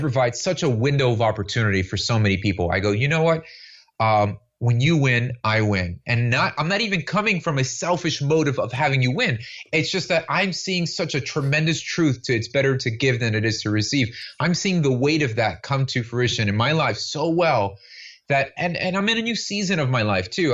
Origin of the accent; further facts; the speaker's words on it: Miami, Florida, United States; I was born and raised here in Miami, Florida